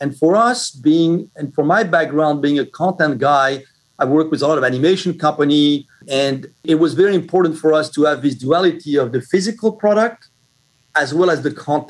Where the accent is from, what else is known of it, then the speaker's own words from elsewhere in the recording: Brooklyn, New York, United States; Well, actually, Richard, I'm originally from Brooklyn, New York.